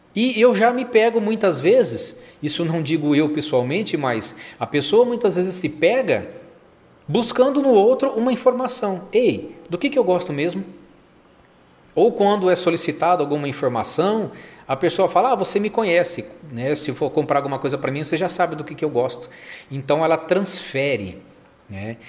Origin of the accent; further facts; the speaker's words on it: São José do Rio Preto, São Paulo, Brazil; eu que sou aqui de São José do Rio Preto, interior de São Paulo